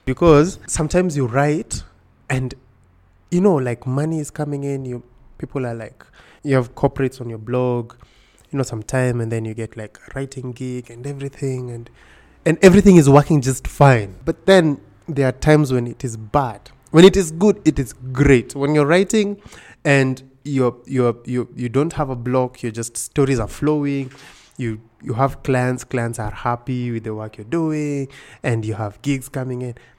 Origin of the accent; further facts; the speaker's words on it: Kisumu, Kisumu County, Kenya; moved away as an adult; also born or lived in Nairobi / Siaya; I was born in Nairobi. In ninety-one. In ninety-two, my parents moved to Kisumu. And I grew up in Kisumu my whole life up until I was now joining university and then I came to Nairobi.